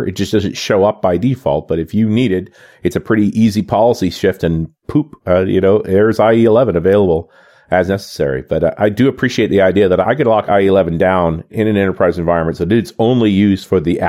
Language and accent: English; Canada; I mean, I'm a Canadian, and there's Bank of Montreal.